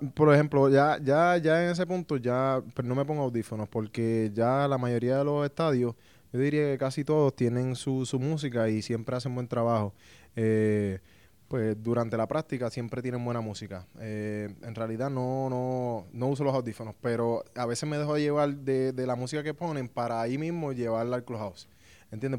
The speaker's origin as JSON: {"language": "Spanish", "country": "Puerto Rico", "said": "yo vengo de Puerto Rico"}